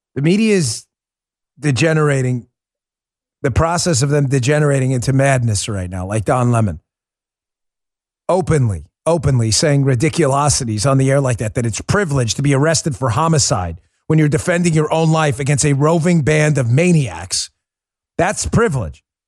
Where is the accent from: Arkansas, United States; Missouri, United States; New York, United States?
New York, United States; New York City; moved away; I spent most of my adult life growing up in New York City